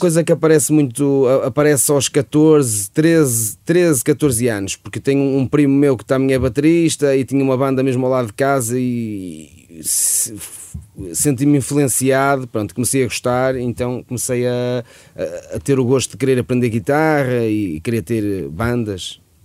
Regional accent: Santa Maria de Lamas, Aveiro District, Portugal; Eu e o João Pedro somos de Santa Maria de Lamas. Eh, estudámos no mesmo colégio, que é no Colégio, colégio de Santa Maria de Lamas. E, eh, e pronto, estudámos desde o quinto ano

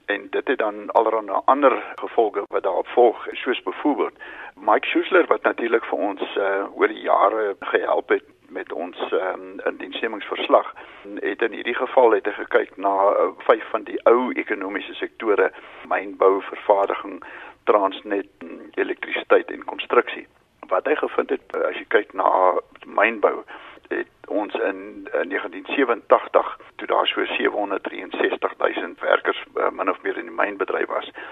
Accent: South Africa; as Suid-Afrikaners

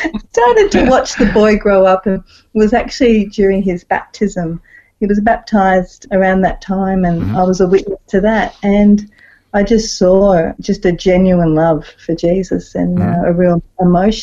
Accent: Melbourne, Victoria, Australia; I was born and raised in Melbourne, so Mum and Dad had a house in Reservoir in Melbourne, and I grew up there till I was 18

